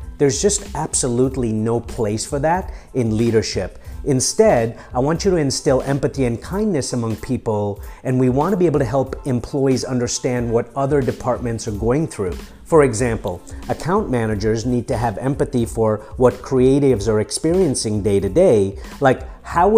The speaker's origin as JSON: {"language": "English", "region": "Nairobi", "country": "Kenya", "tie": "born or raised there", "also_born_or_lived": "Mombasa, Kenya / London, United Kingdom", "moved": "yes", "lives_now": "United States", "said": "I was born in Mombasa, I was raised in Nairobi in East Africa, and I came here as an immigrant from the streets of London when I was 18"}